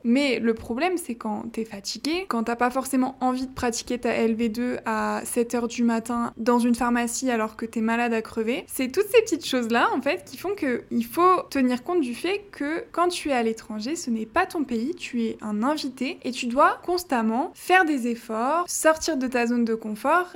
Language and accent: French; France; first language French; moved away as an adult; now in Mexico City, Mexico; ça fait plus d'un an que je suis partie de France